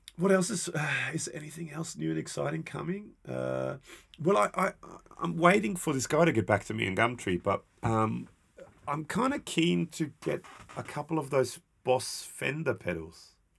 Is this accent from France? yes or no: no; Austria; I'm from Austria